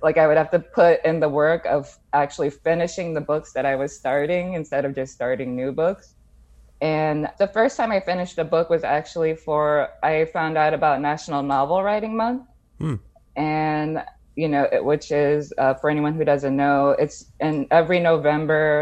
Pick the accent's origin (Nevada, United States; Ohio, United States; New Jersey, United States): New Jersey, United States; Jersey City; moved away as an adult; also born or lived in Bronx, New York / Brooklyn, New York; I grew up in the Bronx and then Jersey City